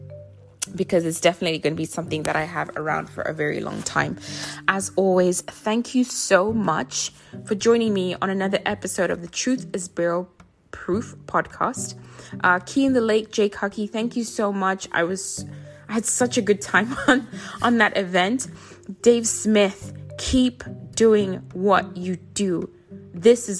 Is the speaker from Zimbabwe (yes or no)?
yes; Zimbabwe; also born or lived in South Africa / Africa; now in United States; I think of my home where I was born in Zimbabwe